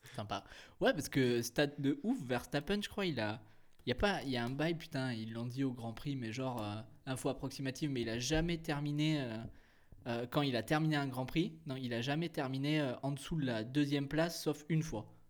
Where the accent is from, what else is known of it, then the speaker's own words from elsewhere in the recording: France; on est français